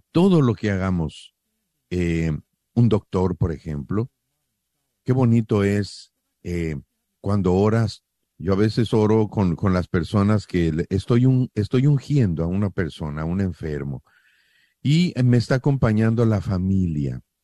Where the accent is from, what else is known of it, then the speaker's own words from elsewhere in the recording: Mexico; somos mexicanos